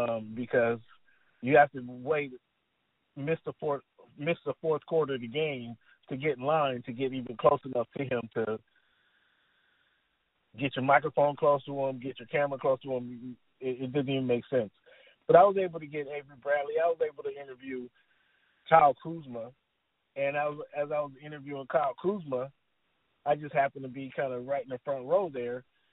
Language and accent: English; Italy; born there; I'm kind of a military brat, so we moved all around, but I was born in Italy.